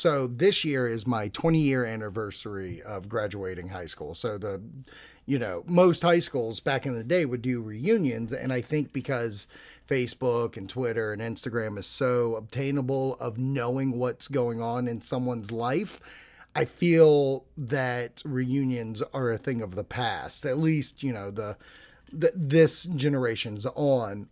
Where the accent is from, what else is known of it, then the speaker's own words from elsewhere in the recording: Boston, Massachusetts, United States; I'm from Boston